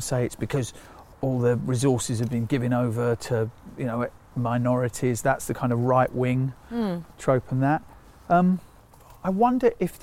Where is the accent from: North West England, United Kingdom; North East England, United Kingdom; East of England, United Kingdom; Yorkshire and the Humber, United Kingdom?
East of England, United Kingdom; Harlow; I was born in Harlow Hospital and went straight into a house that my parents had bought.